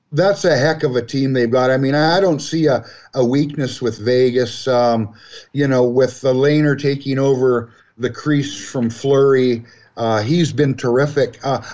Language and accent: English; Vancouver, British Columbia, Canada; now in Alberta, Canada; I'm from Vancouver, and I haven't seen the Canucks go deep for a while.